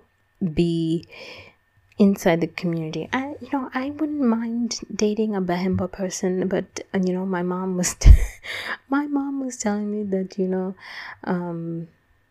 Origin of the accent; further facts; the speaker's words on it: United States; growing up in the United States